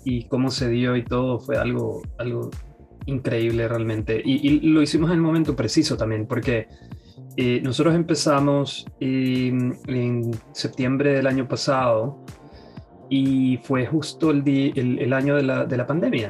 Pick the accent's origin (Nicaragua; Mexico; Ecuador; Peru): Ecuador; Guayaquil, Guayas; now in United States; Soy de Guayaquil, Ecuador.